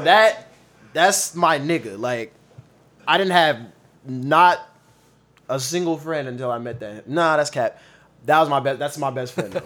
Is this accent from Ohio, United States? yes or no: no; Long Beach, California, United States; also born or lived in Compton / Fontana; I've been in Long Beach since I was fourth grade, and, uh, I'm from Long Beach. That's what I claim.